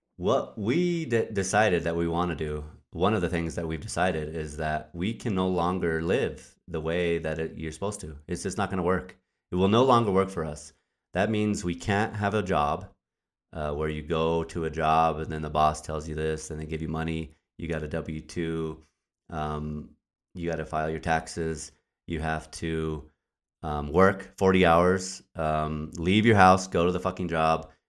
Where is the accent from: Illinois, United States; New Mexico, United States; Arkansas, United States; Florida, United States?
New Mexico, United States; Albuquerque; moved away; also born or lived in Wisconsin; I'm originally from New Mexico. I was born and raised in Albuquerque, New Mexico.